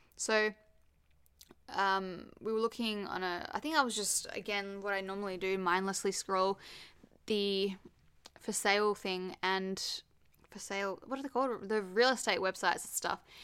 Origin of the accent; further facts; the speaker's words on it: Perth, Western Australia, Australia; moved away; also born or lived in Sydney; obviously I grew up in Perth, lived in Sydney, and then came back to Perth